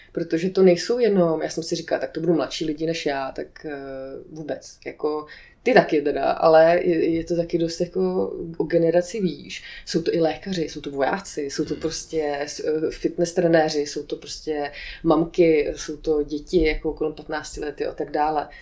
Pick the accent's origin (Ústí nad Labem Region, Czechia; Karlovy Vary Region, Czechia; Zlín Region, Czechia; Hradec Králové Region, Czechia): Karlovy Vary Region, Czechia; Aš; moved away; Já jsem původně z Aše